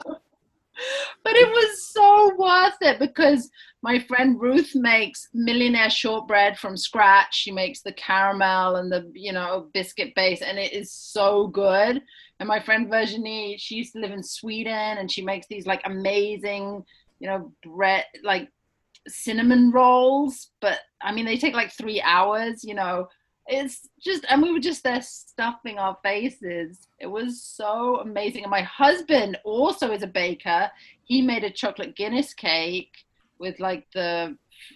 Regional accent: Cambridge, East of England, United Kingdom; first language English; also born or lived in Hull / Oxford; I'm originally from a little town up north called Hull, which is where my parents went to university. And I was born there. And then we moved 6 months later to Cambridge. And then I never really left Cambridge

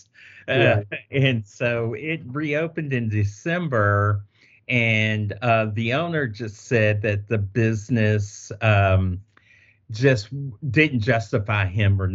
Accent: Louisville, Kentucky, United States; I grew up like on Hill Street close

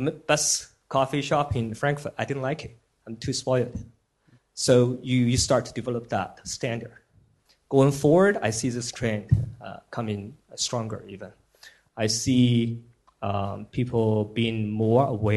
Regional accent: Sichuan, China; moved away as an adult; also born or lived in United States; now in Shanghai, China; I was born in China, in Sichuan, until I was 22, and then I was in the U.S. for 10 years.

